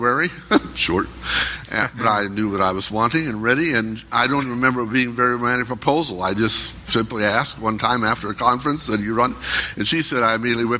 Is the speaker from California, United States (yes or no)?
yes; California, United States; I was from California